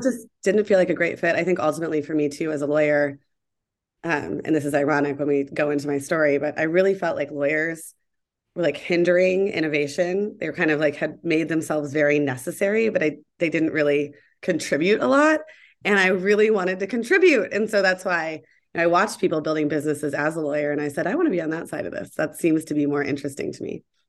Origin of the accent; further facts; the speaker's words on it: Columbus, Ohio, United States; moved away as an adult; also born or lived in Atlanta, Georgia / New York / Seattle; I grew up in Columbus, Ohio, with a great family